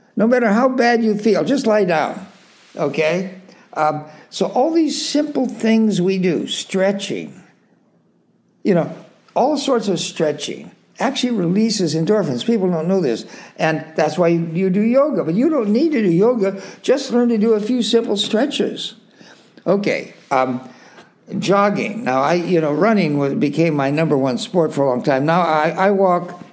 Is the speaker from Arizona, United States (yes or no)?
no; Salinas, California, United States; I grew up in Salinas, California, you know, there uh, out on the West Coast.